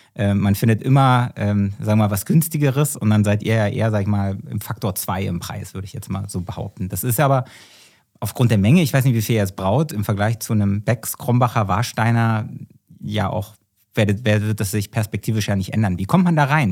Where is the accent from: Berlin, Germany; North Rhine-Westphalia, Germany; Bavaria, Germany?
Berlin, Germany; ich bin ja Berliner